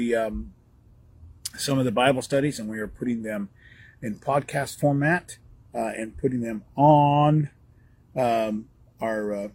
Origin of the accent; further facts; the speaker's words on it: Northern California, United States; I grew up in Northern California